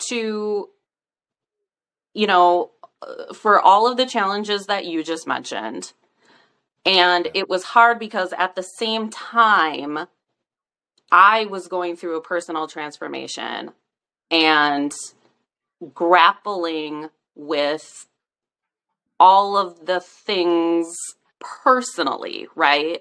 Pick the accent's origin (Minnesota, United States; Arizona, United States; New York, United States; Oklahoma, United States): Minnesota, United States; St. Paul; now in rural Midwest, United States; St. Paul is my hometown